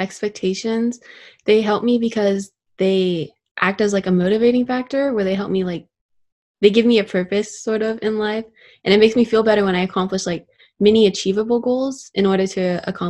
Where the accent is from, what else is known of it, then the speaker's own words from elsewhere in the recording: Dublin, California, United States; I am a STEVE Fund Youth Advisory Board member, and I am from Dublin, California, and I am currently a junior in high school.